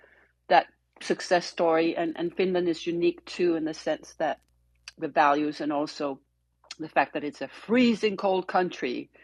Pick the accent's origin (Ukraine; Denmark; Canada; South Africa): Denmark; Copenhagen, Capital Region of Denmark; moved away; I was born and raised in Copenhagen